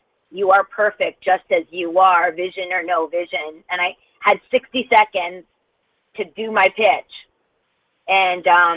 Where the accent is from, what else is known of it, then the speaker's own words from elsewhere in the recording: Connecticut, United States; I'm from Connecticut.